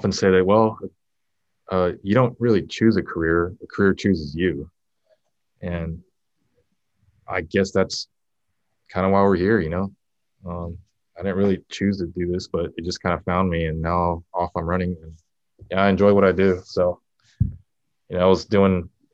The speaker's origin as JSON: {"language": "English", "region": "Hawaii", "country": "United States", "said": "I am from Hawaii too"}